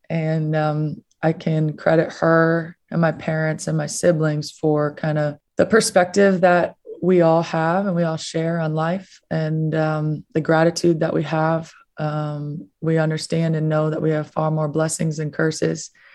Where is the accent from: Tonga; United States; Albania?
United States; Minnesota; now in Florida, United States; I grew up in Minnesota